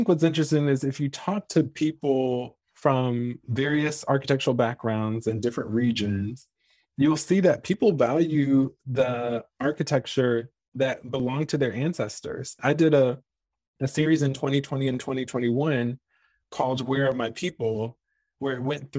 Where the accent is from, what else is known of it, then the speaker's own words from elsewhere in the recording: the South, United States; Because even, you know, growing up in the South, I was always under the impression that the most horrific and heinous and most racially charged things happened in the American South